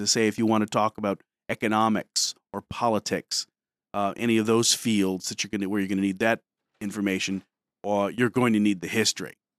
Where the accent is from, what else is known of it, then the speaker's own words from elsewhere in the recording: Detroit, Michigan, United States; moved away as an adult; also born or lived in New Brunswick, New Jersey; now in Pennsylvania, United States; I grew up in Detroit, from there, not from New Jersey